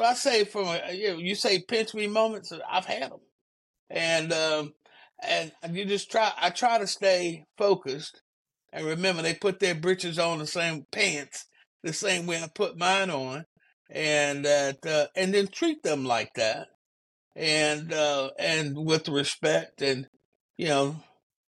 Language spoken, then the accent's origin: English; Spartanburg, South Carolina, United States; also born or lived in Columbia, South Carolina; I was from Spartanburg, South Carolina